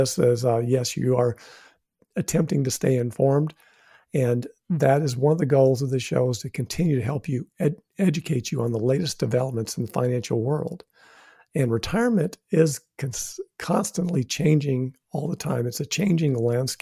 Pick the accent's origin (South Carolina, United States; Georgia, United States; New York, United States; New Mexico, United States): New Mexico, United States; I'm from New Mexico